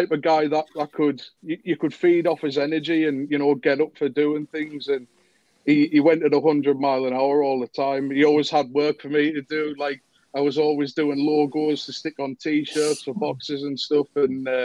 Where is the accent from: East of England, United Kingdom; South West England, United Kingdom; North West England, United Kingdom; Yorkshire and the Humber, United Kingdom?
North West England, United Kingdom; West Coast; the lads that I grew up with over on the West Coast